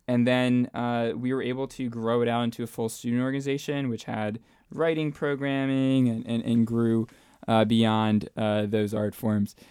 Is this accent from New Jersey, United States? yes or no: yes; New Jersey, United States; moved away as an adult; also born or lived in Williamsburg, Virginia; now in Arlington, United States; from New Jersey. I grew up, uh, in North Jersey, uh, right outside uh, New York City